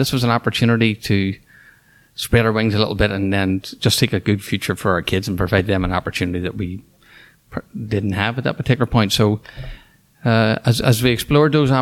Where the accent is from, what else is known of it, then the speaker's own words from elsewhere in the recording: Belfast, Northern Ireland, United Kingdom; also born or lived in Carrickfergus; So I'm from Ireland, and I grew up in Northern Ireland. I grew up in the city of Belfast, the capital